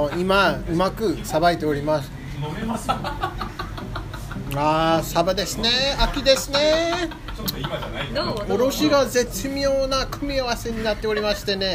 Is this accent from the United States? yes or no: yes; United States; Japanese is a second language; moved away as an adult; now in Japan; 僕アメリカ人の女子です あの日本はもう10年になります